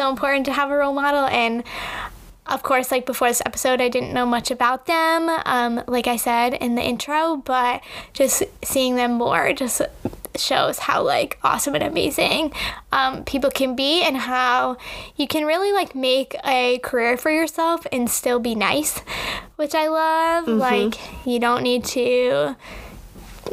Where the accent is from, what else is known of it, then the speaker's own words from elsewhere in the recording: Connecticut, United States; I grew up in Connecticut